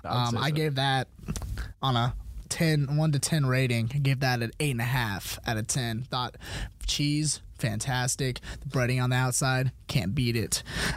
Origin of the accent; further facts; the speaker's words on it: Suwanee, Georgia, United States; I come from Sewanee, Georgia, born and raised, and I played football up at North Gwinnett High School in Sewanee. Just recently graduated from Georgia Southern University.